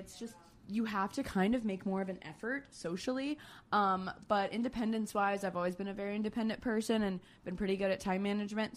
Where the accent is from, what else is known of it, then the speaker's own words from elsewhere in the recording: Florida, United States; moved away as an adult; also born or lived in Georgia; now in New York City, United States; I grew up in Florida.